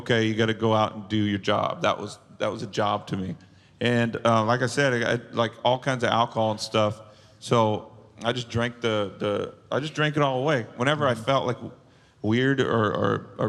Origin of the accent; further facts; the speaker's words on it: Bakersfield, California, United States; my hometown. It was Bakersfield.